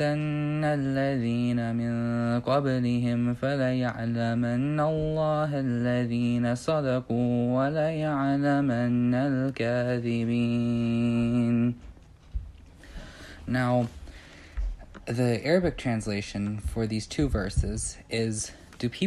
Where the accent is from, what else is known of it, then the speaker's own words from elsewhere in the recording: Beavercreek, Ohio, United States; I'm from Beaver Creek, Ohio, so pretty much Dayton close